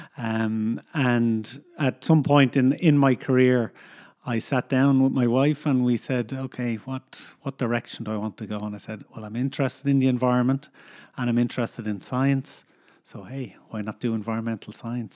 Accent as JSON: {"language": "English", "town": "Dublin", "region": "Leinster", "country": "Ireland", "tie": "born or raised there", "also_born_or_lived": "United States / Northern Ireland", "moved": "yes", "lives_now": "Galway, Ireland", "said": "we grew up in Dublin in, uh, a housing estate in Dublin."}